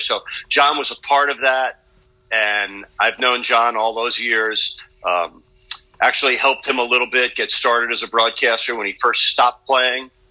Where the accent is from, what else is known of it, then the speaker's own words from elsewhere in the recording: New York, United States; moved away; as a young kid growing up in New York